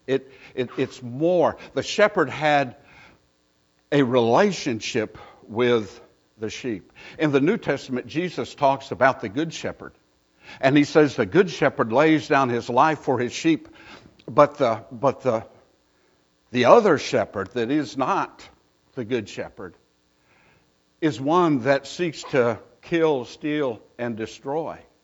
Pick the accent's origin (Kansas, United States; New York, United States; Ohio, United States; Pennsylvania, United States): Pennsylvania, United States; moved away as an adult; also born or lived in Mississippi; I was born and raised in Pennsylvania. I, I, I am a Pennsylvania boy